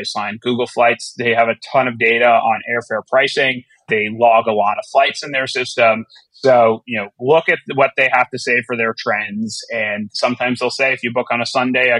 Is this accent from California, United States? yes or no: no; South Florida, United States; now in New York, United States; I grew up in South Florida and I live in New York now